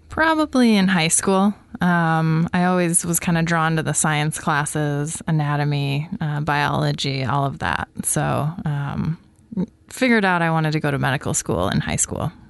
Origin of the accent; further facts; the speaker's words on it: Coquille, Oregon, United States; moved away as an adult; I am actually from Coquille, Oregon